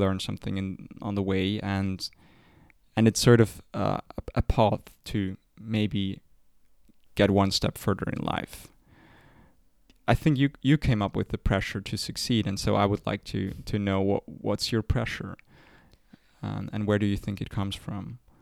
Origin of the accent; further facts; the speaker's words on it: Switzerland; We're from Switzerland.